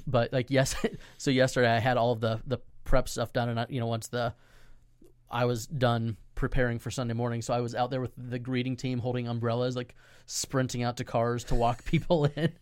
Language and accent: English; Central Florida, United States; We're revitalizing a church in my hometown